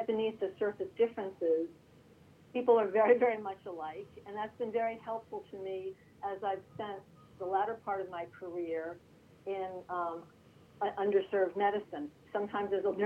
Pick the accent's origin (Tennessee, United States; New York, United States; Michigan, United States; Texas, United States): New York, United States; New York City; also born or lived in Iowa; I grew up in Staten Island